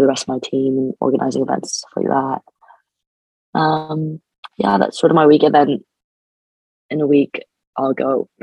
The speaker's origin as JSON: {"language": "English", "country": "Canada", "moved": "as an adult", "lives_now": "United Kingdom", "said": "I'm an international student, so I'm from Canada."}